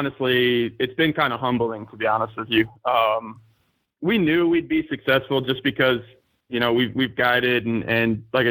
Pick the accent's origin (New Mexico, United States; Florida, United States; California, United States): New Mexico, United States; moved away as an adult; now in Nevada, United States; I'm still active duty Air Force, so I'm stationed up in Nevada currently, but I am born and raised in New Mexico.